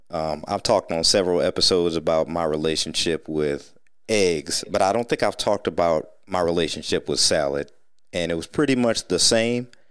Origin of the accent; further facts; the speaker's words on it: Sandusky, Ohio, United States; moved away as an adult; also born or lived in Atlanta; growing up in Sandusky, like you said, Pizza House, what, we had something on every corner of this tiny town